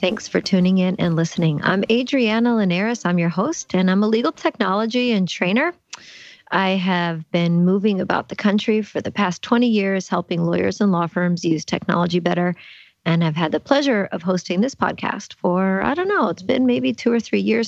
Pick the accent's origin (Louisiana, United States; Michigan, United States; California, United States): Louisiana, United States; New Orleans; I'm from New Orleans